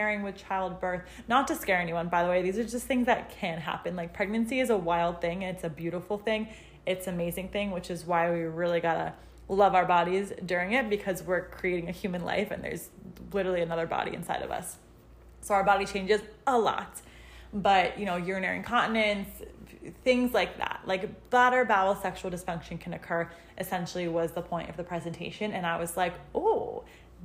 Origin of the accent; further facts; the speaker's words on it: Western Connecticut, United States; also born or lived in Newark, Delaware / West Hartford, Connecticut; I am from Connecticut. I'm from Western Connecticut